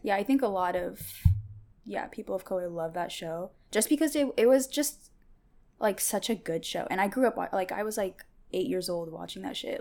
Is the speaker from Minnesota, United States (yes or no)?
no; Bothell, Washington, United States; first language Tigrinya; English is a second language; also born or lived in Eritrea / Seattle; I moved to Seattle when I was three, but I grew up in Bothell